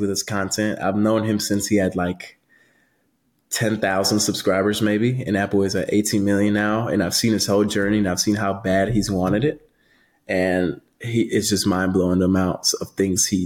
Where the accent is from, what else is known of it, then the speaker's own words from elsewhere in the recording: Florida, United States; I grew up in Florida, Florida State fan.